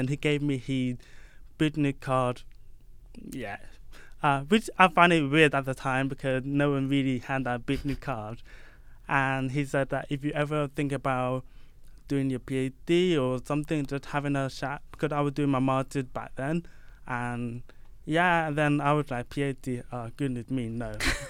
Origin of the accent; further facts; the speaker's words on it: London, United Kingdom; So yeah, I'm from East London. I was born in London, but I'm from the Caribbean, and then I moved to UK when I was 4 years old.